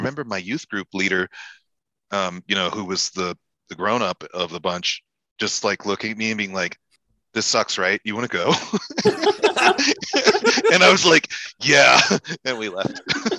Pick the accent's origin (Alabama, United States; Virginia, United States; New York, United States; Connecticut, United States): Virginia, United States; I also grew up Baptist, but in Virginia